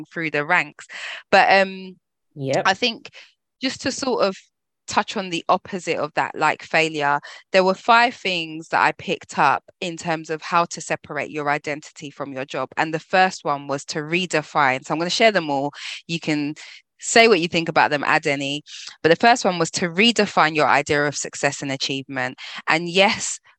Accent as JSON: {"language": "English", "region": "London", "country": "United Kingdom", "said": "as a Londoner, living in London"}